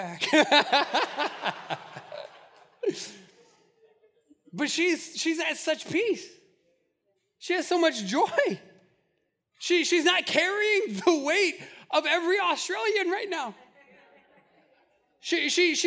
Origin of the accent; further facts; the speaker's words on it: Albuquerque, New Mexico, United States; I grew up in Albuquerque